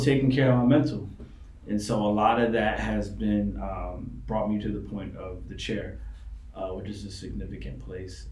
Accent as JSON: {"language": "English", "town": "New York City", "region": "New York", "country": "United States", "tie": "born or raised there", "moved": "yes", "lives_now": "Maryland, United States", "said": "I was raised in New York City."}